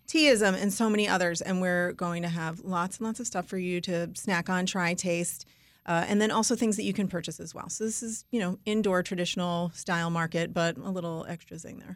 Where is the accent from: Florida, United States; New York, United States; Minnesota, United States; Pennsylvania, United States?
New York, United States; I'm from New York, Jewish and Italian.